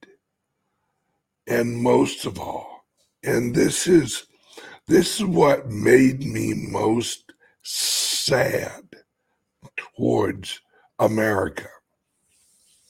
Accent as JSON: {"language": "English", "country": "United States", "said": "I'm an American"}